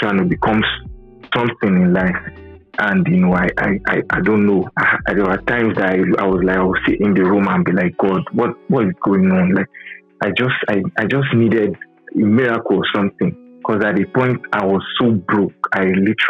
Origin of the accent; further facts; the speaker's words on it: Nigeria; Growing up in Nigeria, especially, and Africa as a whole, the educational system isn't top-notch